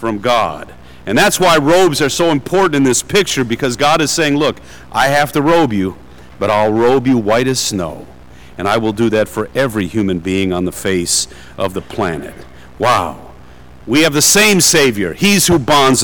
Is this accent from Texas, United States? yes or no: no; Detroit, Michigan, United States; I'm from Detroit